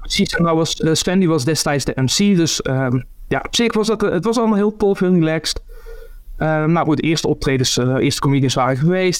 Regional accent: near Eindhoven, North Brabant, Netherlands; moved away; also born or lived in Ghent, Belgium; in Eindhoven, in de buurt waar ik vandaan kom

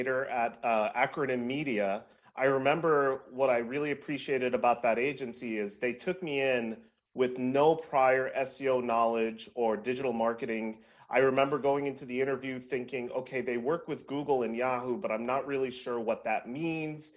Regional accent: New York City, New York, United States; I grew up in New York City

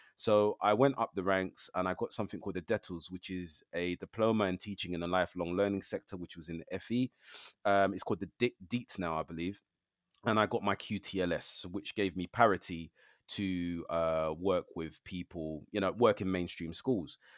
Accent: London, United Kingdom; I'm a Londoner. Uh, I know London very, very well.

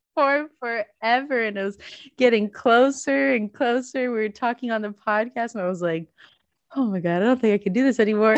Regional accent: the South, United States; moved away; I grew up in the South, so I did not grow up around winter sports

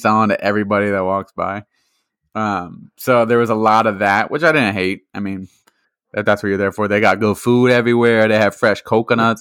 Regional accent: Massachusetts, United States

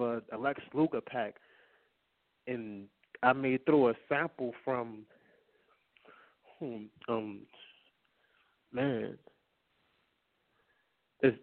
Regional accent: New Orleans, Louisiana, United States; I'm from New Orleans. That's a whole jungle.

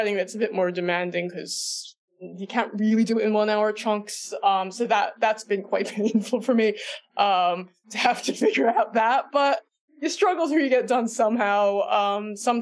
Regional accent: New Jersey, United States; moved away; I grew up in New Jersey

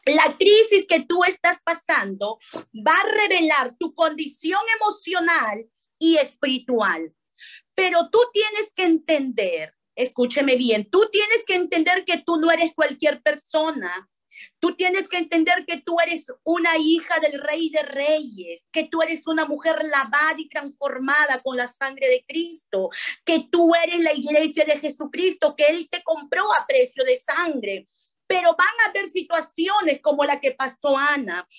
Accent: Paramonga, Lima, Peru; now in Lima, Peru; Yo soy de Paramonga, a cinco horas de la capital

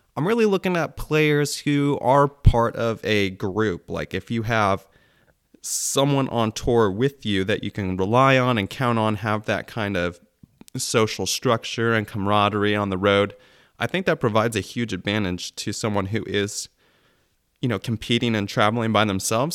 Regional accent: about half an hour from Belton, Missouri, United States; born or raised there

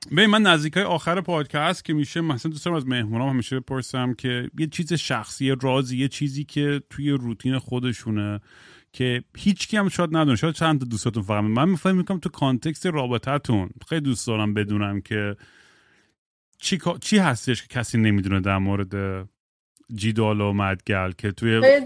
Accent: United States; first language English; Persian is a second language; منم آمریکا بزرگ شدم خب من زبون اولم انگلیسیه

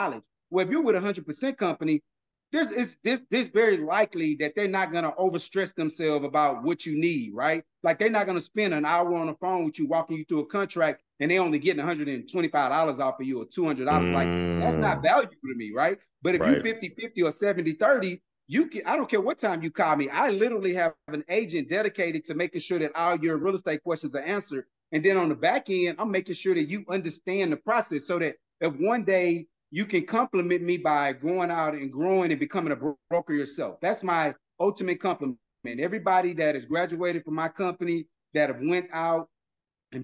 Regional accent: Houston, Texas, United States; my partners that I grew up with here in the Houston area

